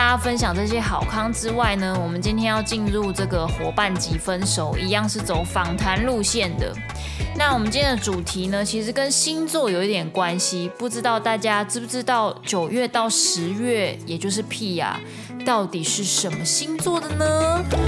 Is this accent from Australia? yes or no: no; Kaohsiung, Taiwan; moved away; 身为高雄人